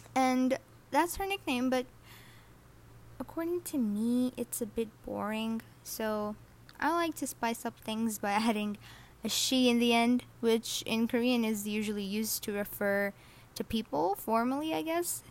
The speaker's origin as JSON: {"language": "English", "country": "Saudi Arabia", "tie": "born or raised there", "second_language": "English", "said": "I was born and raised in Saudi Arabia along with my other siblings."}